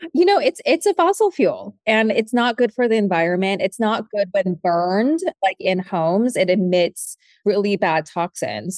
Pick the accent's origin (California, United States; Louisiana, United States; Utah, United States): California, United States; San Francisco; my mom was a candle maker when I was growing up in San Francisco